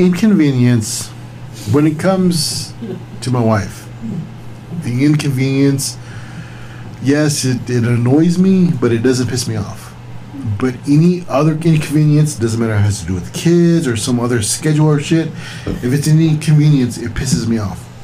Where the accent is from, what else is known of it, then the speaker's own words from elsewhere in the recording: Texas, United States; we're from Texas